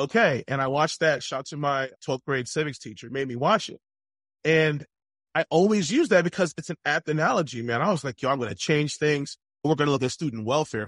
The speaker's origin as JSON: {"language": "English", "region": "East Coast", "country": "United States", "tie": "born or raised there", "said": "I grew up on the East Coast"}